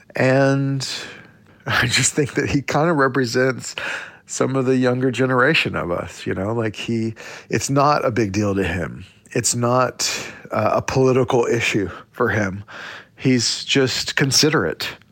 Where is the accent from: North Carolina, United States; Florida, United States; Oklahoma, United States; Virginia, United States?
Oklahoma, United States; growing up in Indian Territory, uh, Oklahoma